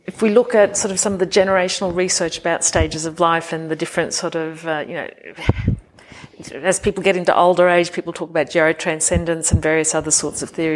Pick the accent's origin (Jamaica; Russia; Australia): Australia; moved away as an adult; also born or lived in United Kingdom; now in Austria; as Australians we would often be more direct